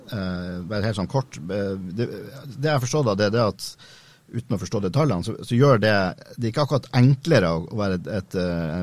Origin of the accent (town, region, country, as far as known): Haugesund, Rogaland, Norway; accent: Haugesund dialect